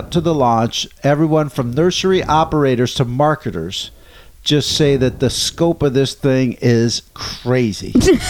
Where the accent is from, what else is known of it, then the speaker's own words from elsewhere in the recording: New Jersey, United States; I'm actually from the East Coast, and New Jersey is an apple state.